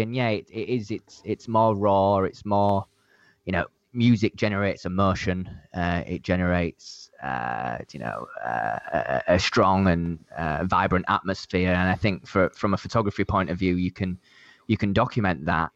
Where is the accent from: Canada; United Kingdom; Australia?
United Kingdom; Leeds, Yorkshire and the Humber; now in London, United Kingdom; I'm London-based. I'm not originally, I don't know if you guys can tell from my accent, but I'm, I'm not from London. I'm from the, uh, the north of England, uh, a city called Leeds